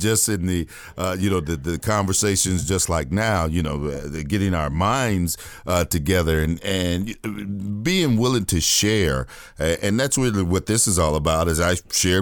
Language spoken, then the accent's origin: English; Gary, Indiana, United States; I'm from Gary